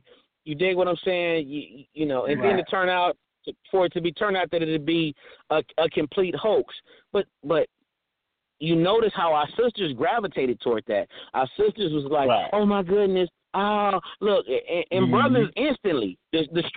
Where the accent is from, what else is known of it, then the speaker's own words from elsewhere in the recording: United States; We are American descendants of slavery